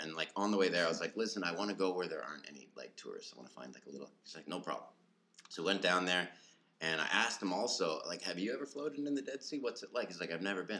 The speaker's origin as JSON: {"language": "English", "region": "Manitoba", "country": "Canada", "moved": "as an adult", "lives_now": "Taiwan", "said": "I'm from Manitoba, Canada"}